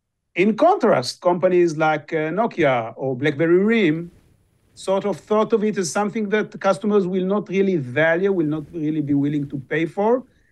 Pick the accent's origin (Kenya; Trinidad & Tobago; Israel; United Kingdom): Israel; English is a second language; And, I come from Israel. Israel is well known as the startup nation.